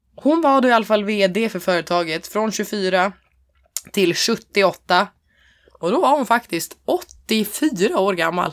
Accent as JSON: {"language": "Swedish", "area": "Hälsingland", "region": "Gävleborg County", "country": "Sweden", "said": "jag är från Hälsingland"}